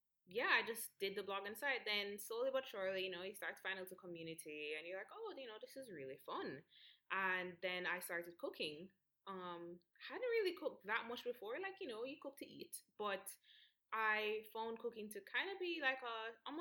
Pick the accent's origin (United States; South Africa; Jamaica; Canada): Jamaica; I'm obviously Jamaican, I was born here